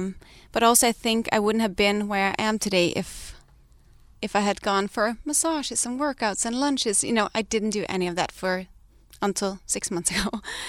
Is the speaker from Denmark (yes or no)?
yes; Denmark; moved away as an adult; we came here from Denmark with nothing. We lived out of my friend's guest house in a valley with a little baby, and we have really built something together.